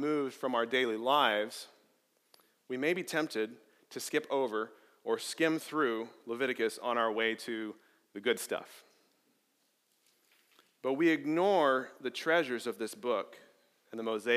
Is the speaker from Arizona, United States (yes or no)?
yes; Arizona, United States; moved away; I grew up in Arizona, and growing up in the middle of nowhere in the Arizona desert